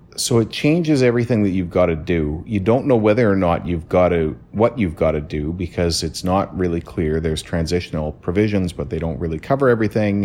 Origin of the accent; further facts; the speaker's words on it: Canada; being Canadian